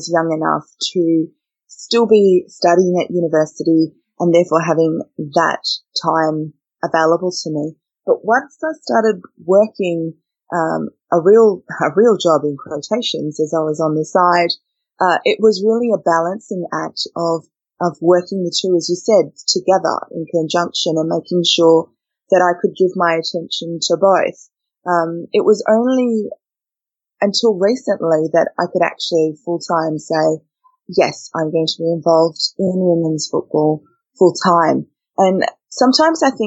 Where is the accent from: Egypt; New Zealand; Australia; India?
Australia; Perth, Western Australia; also born or lived in Uganda; we ended up in Australia in 1990. So that's where we've been ever since, in Perth, which is where my family is. And that's kind of where my Australian journey starts, was back in March in 1990 on a very, very hot day as a six-year-old